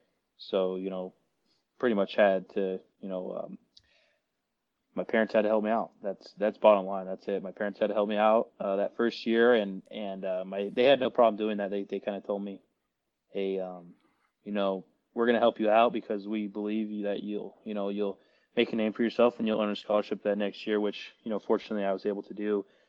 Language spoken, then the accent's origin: English; Tucson, Arizona, United States; moved away as an adult; growing up in Tucson, Arizona, I wanted to be a Wildcat.